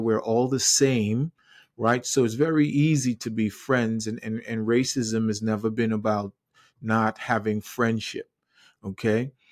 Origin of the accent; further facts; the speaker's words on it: Trinidad & Tobago; now in United States; I grew up in the Caribbean island of Trinidad and Tobago. I wasn't born in the U S A, even though I am now